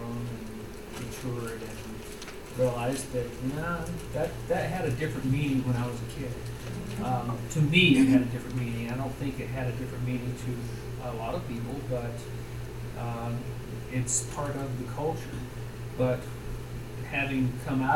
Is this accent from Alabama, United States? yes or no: yes; Montgomery, Alabama, United States; having grown up in Montgomery, Alabama